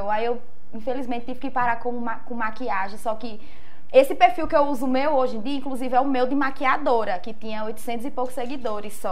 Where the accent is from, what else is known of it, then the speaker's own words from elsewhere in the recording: Juazeiro, Bahia, Brazil; Cresci em Juazeiro mesmo, no bairro Tancredo Neves. Fui criada totalmente lá, mas pelos bairros ao redores também ali, todo mundo me conhece.